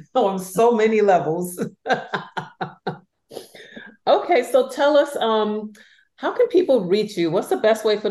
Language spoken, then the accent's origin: English; New York, United States; I'm from New York